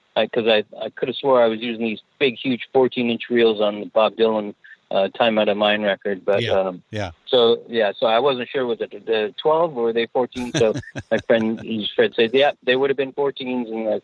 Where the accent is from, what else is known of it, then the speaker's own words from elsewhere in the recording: Canada; moved away as an adult; also born or lived in Manchester, England; So, yeah, I was born in Manchester, England, and my parents immigrated to Canada when I was four. So I kind of grew up Canadian. But then I only stayed in Canada till I was 20, and then I got out of here.